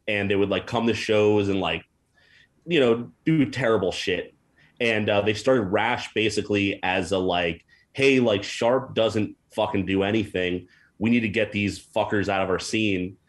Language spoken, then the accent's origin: English; New Jersey, United States; moved away as an adult; also born or lived in Hackensack, New Jersey / Rochelle Park, New Jersey / Maywood, New Jersey / Montclair, New Jersey; now in Portland, United States; I'm from New Jersey originally